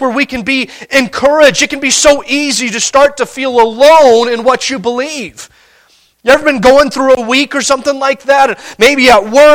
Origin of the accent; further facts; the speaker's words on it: Montana, United States; We're from Montana